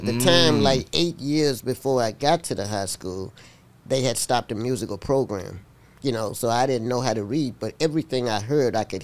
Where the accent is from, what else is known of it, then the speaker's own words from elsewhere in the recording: Uniontown, Alabama, United States; moved away; also born or lived in Manhattan, New York; Uniontown, Alabama was just the best for me. I mean, that was my hometown